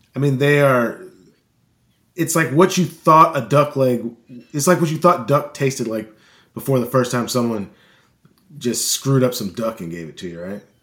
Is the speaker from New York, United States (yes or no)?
no; St. Louis, Missouri, United States; moved away as an adult; now in Arkansas, United States; I grew up in Saint Louis, and I moved to, uh, the small town in Arkansas to go to this, uh, to go to college